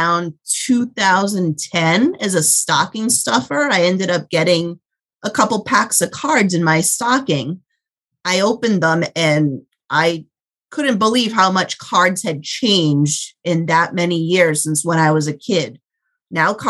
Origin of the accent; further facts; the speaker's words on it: Rhode Island, United States; growing up in Rhode Island